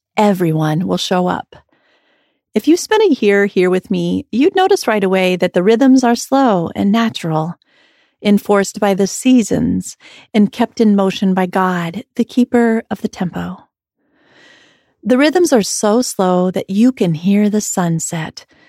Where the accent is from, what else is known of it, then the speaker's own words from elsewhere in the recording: Iowa, United States; growing up in Iowa